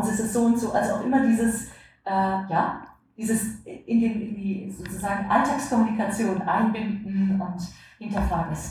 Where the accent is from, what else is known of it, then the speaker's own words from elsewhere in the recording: West Central Germany, Germany; gerade in den 60ern, 70ern in der Region im Westmitteldeutschen, wo ich groß geworden bin